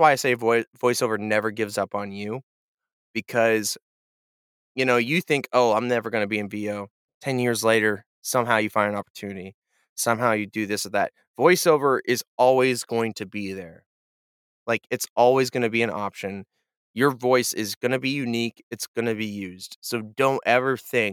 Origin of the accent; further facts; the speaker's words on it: Kansas City, United States; moved away; also born or lived in Nashville; I'm a guy from Kansas City